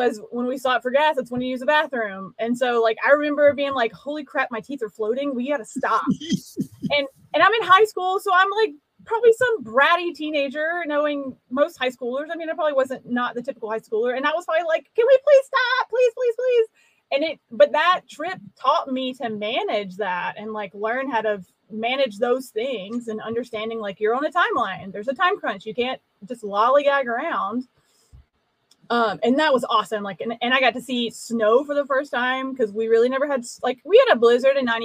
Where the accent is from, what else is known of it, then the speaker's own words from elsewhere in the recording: Alabama, United States; moved away as an adult; I'm from Alabama. I grew up here in Alabama.